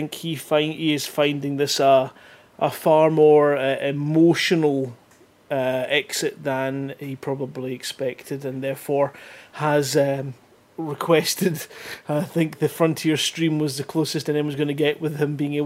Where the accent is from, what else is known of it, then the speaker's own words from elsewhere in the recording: Scotland, United Kingdom; I'm from Scotland